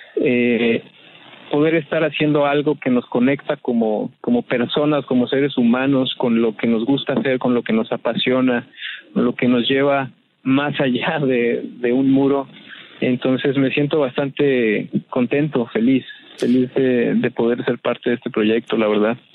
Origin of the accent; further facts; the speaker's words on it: Morelia, Michoacán, Mexico; yo soy de Morelia